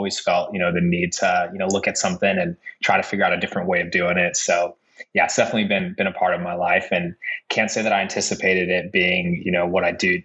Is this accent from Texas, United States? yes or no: no; San Rafael, California, United States; Bay Area native, grew up right across the bridge in San Rafael